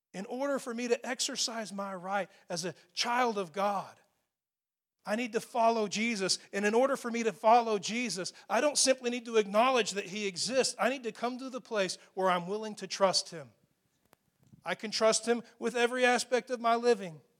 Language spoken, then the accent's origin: English; Texas, United States; especially as Texans